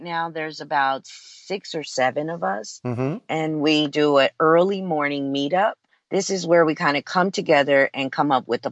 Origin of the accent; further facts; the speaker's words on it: Los Angeles, California, United States; also born or lived in Bellevue, Nebraska; now in Hawaii, United States; Los Angeles, which is my hometown